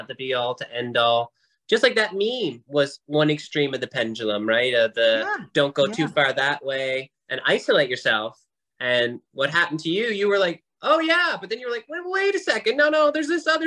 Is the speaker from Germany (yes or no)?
no; Nova Scotia, Canada; I'm from Nova Scotia.